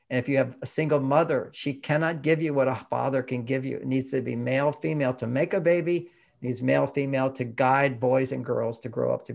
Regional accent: Houston, Texas, United States; You know, when I grew up in Houston, everybody had an LA accent in Houston because we all watched TV, and TV was from LA.

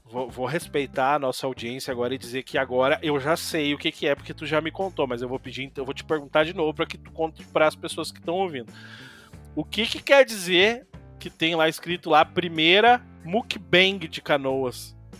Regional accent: Imbé, Rio Grande do Sul coast, Brazil; eu me criei ali em Presidente, ali do lado de Mariluz

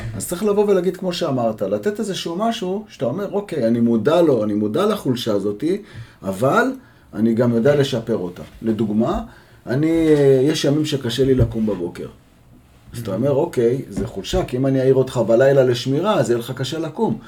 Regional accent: Jerusalem, Jerusalem District, Israel; גדלתי בירושלים

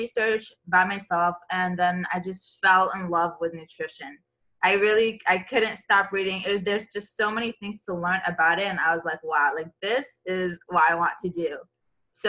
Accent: Syria; now in Miami, United States; I'm from Syria

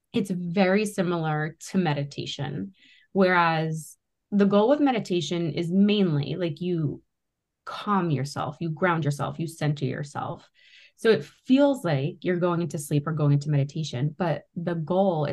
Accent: Boston, Massachusetts, United States; I grew up around the Boston area.

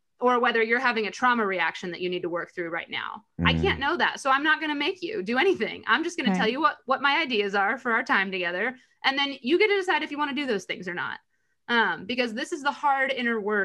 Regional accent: United States; growing up in America

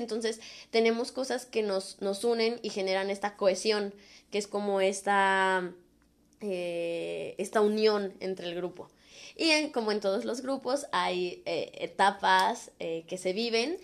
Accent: Guadalajara, Jalisco, Mexico; moved away as an adult; now in Canada; los latinos o así como mexicanos

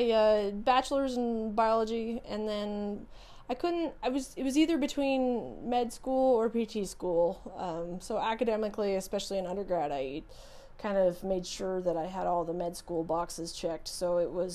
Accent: Pocatello, Idaho, United States; I grew up in Pocatello, Idaho, here in town.

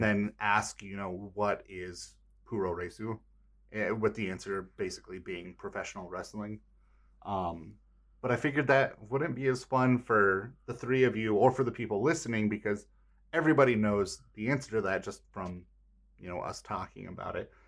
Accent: United States; as an American

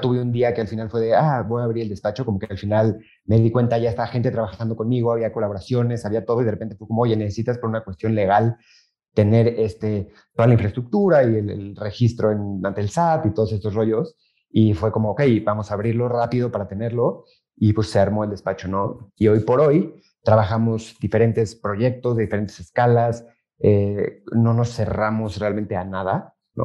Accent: Mexico; also born or lived in Madrid; regresé a México

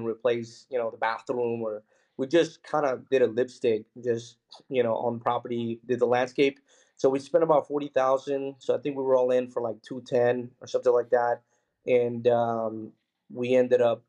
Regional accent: Philadelphia, Pennsylvania, United States; also born or lived in Mexico City, Mexico; when I was 6 years old, we moved to Philadelphia, Pennsylvania, and, you know, grew up really humble beginnings.

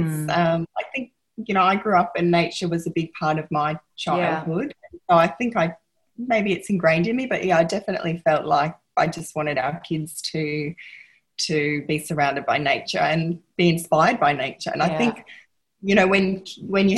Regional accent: Gippsland, Victoria, Australia; also born or lived in Melbourne; growing up in Gippsland

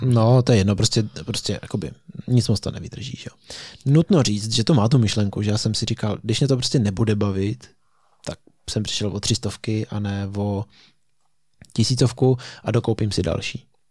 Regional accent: Český Krumlov, South Bohemian Region, Czechia; my oba pocházíme z Krumlova, já bydlím ještě v Krumlově, ty ne.

